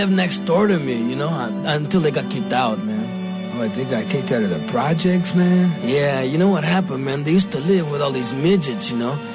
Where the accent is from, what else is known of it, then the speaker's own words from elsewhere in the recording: Pittsburgh, Pennsylvania, United States; from here, man. Like, I'm from Pittsburgh, man. I don't know too many local dudes.